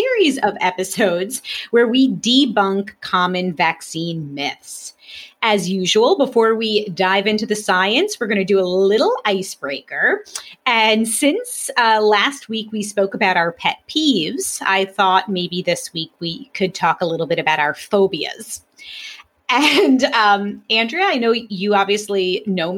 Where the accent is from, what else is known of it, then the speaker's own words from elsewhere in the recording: New York City, New York, United States; I grew up in Brooklyn